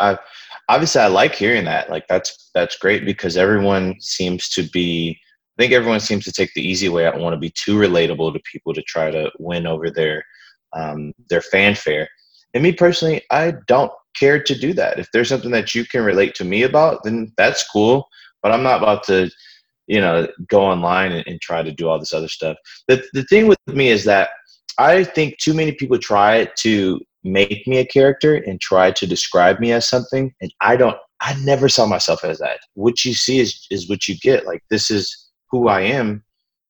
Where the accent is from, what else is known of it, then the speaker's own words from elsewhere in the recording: New Orleans, Louisiana, United States; I'm from New Orleans